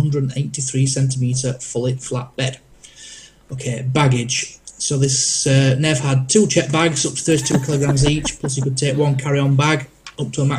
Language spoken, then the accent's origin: English; Yorkshire and the Humber, United Kingdom; I'm from Yorkshire.